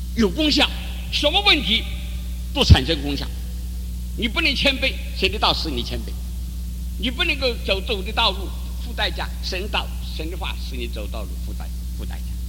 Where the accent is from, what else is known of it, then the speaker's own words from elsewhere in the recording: China; 我们中国人